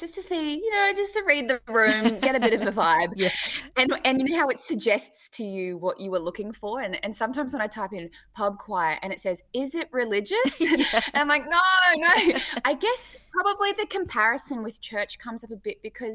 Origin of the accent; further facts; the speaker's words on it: Hamilton, Waikato, New Zealand; now in Australia; I was born in Hamilton